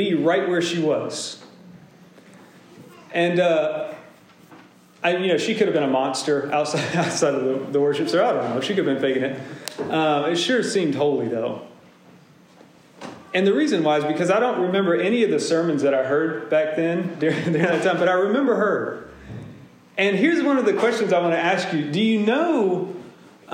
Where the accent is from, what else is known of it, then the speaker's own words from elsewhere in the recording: Deep South, United States; I grew up in Pentecostal churches and Baptist churches in the Deep South.